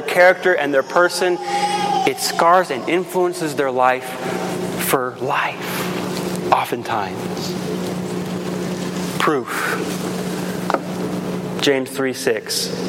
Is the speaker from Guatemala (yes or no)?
yes; Guatemala; When I grew up in Guatemala as a kid, I would come home from school and we'd always come to a stoplight.